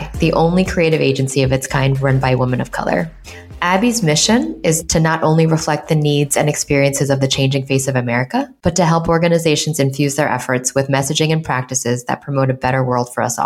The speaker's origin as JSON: {"language": "English", "town": "New York City", "region": "New York", "country": "United States", "tie": "born or raised there", "said": "a Chinese American girl born and raised in New York City"}